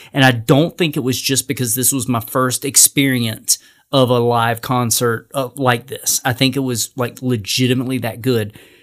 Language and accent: English; North Carolina, United States; I'm from North Carolina.